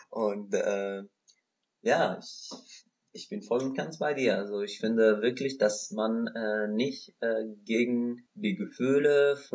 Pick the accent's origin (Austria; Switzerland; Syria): Syria; German is a second language; now in Germany; ich komme aus Syrien, ich bin Araber